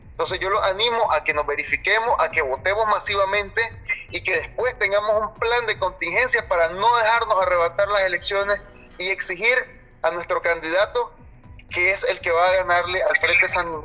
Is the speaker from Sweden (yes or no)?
no; Managua, Nicaragua; yo tengo 38 años, soy nicaragüense, soy managua, toda mi vida nací aquí, he luchado en este país, vengo de una familia pobre